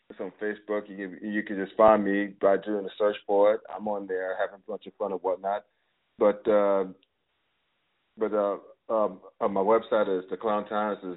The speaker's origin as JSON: {"language": "English", "town": "Brooklyn", "region": "New York", "country": "United States", "said": "I didn't grow up, but I'm originally from Brooklyn."}